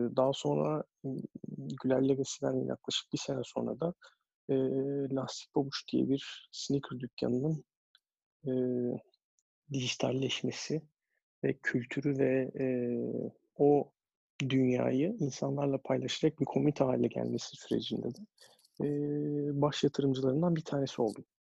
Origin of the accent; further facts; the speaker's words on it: Istanbul, Turkey; moved away as an adult; also born or lived in United States; o zamanlar şu anki Lütfü Kırdar Kongre Merkezi o zamanların spor sergi sarayında basketbol içerisinde büyüyerek hayata gelmişim.